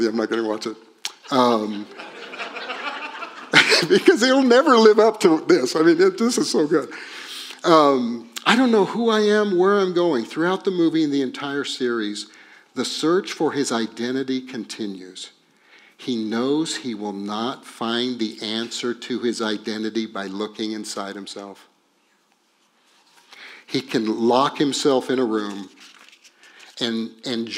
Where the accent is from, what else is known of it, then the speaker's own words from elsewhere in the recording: Texas, United States; And we're from Texas